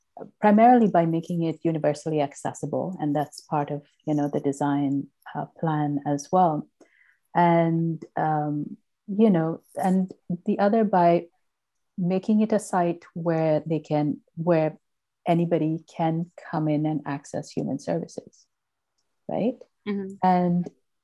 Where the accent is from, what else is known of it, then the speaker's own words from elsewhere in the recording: Sri Lanka; now in Toronto, Canada; I grew up in Sri Lanka